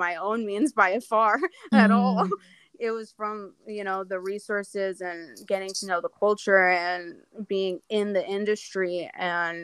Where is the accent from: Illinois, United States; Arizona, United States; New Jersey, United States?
Arizona, United States; moved away; I was born in Arizona